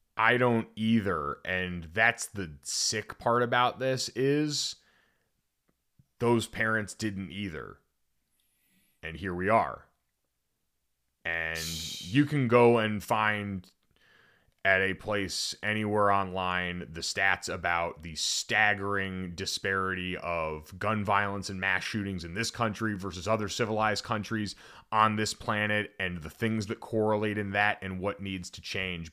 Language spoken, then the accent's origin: English; Connecticut, United States; I grew up in Connecticut